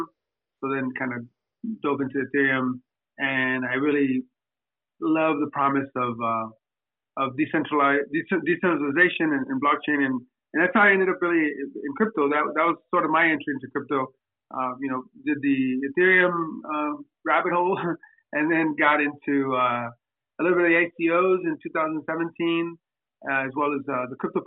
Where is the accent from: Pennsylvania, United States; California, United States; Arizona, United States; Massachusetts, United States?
California, United States; Southern; also born or lived in Mexico; I was born in Mexico, but I was raised here in Southern California